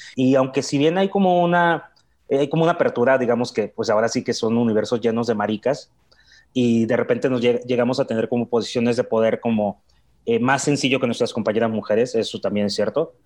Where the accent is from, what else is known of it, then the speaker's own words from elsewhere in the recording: Mexicali, Baja California, Mexico; moved away as an adult; also born or lived in Guadalajara; now in Mexico City, Mexico; vengo de Mexicali, Baja California. Ya tengo 16 años viviendo en la Ciudad de México